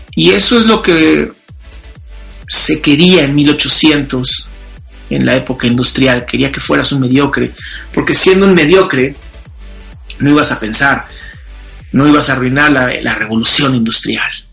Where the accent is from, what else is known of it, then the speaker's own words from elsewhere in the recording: Mexico; pues soy mexicano